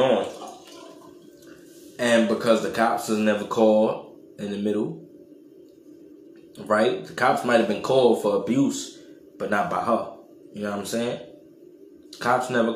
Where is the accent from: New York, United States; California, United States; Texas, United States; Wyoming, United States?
New York, United States; I'm from New York